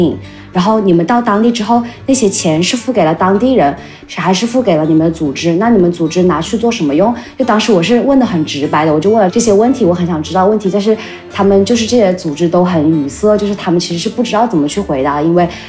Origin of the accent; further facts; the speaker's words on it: Changsha, Hunan, China; 为什么长沙不可以成为一个这样可持续的？呃地方呢，然后就想到哦，是不是把我的家乡推上这个榜单